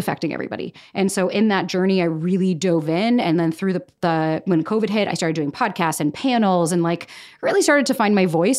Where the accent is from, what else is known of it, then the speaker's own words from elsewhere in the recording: Florida, United States; moved away as an adult; now in New York, United States; born and raised in Florida